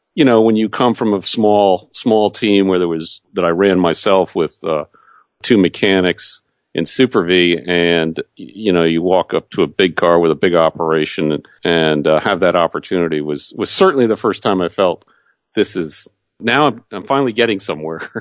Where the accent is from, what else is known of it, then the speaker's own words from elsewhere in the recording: New Jersey, United States; I grew up in New Jersey